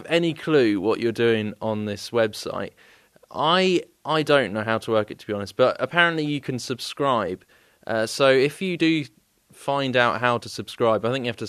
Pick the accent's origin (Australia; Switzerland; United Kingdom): United Kingdom; England; accent: English; I do have an English accent